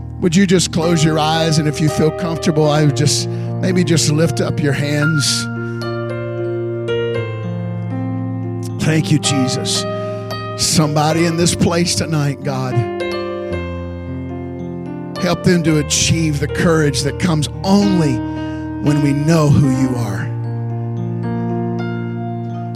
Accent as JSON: {"language": "English", "town": "Houston", "region": "Texas", "country": "United States", "tie": "born or raised there", "said": "I was raised in Houston"}